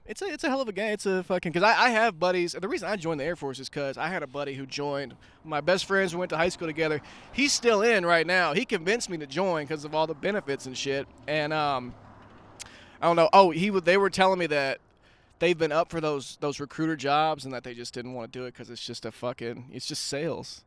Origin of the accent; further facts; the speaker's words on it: Pine Bluff, Arkansas, United States; moved away; also born or lived in Hot Springs, Arkansas; we, we moved from Pine Bluff to Hot Springs.